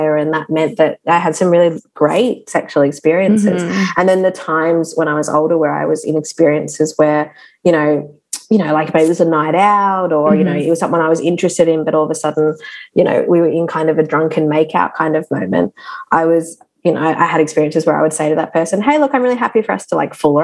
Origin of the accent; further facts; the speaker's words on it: Darwin, Northern Territory, Australia; I grew up in Darwin